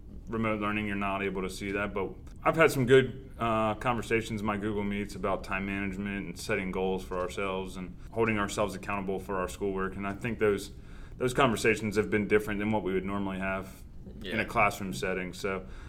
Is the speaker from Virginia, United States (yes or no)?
yes; Virginia Beach, Virginia, United States; moved away; I grew up in Virginia Beach.